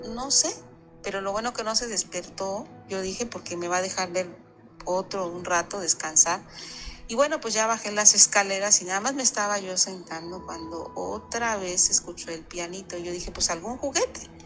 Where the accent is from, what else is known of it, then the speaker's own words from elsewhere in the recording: Veracruz, Mexico; now in Ciudad del Carmen, Mexico; Yo soy de Veracruz, Puerto, pero ya tengo muchos años que radico en Ciudad del Carmen